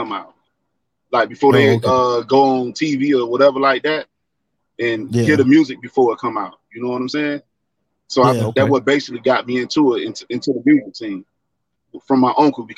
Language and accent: English; Miami, Florida, United States; I was born and raised in Miami, Florida